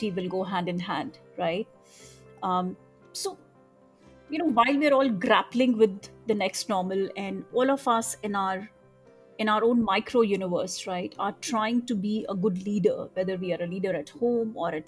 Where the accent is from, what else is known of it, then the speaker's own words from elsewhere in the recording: Kolkata, West Bengal, India; I was also born and brought up in Kolkata.